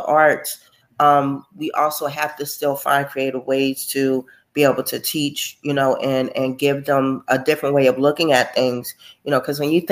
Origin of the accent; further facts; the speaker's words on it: Trenton, New Jersey, United States; our hometown of Trenton, New Jersey